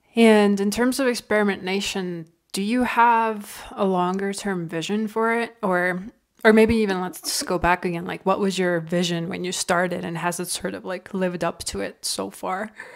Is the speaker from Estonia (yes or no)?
yes; Estonia; now in Canada; I'm from Estonia, right, and we have one point three million people